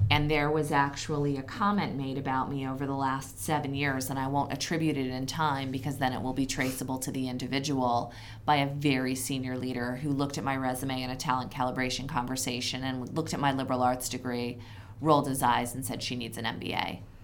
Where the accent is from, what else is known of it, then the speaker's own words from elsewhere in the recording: Philadelphia, Pennsylvania, United States; now in Connecticut, United States; my hometown of Philadelphia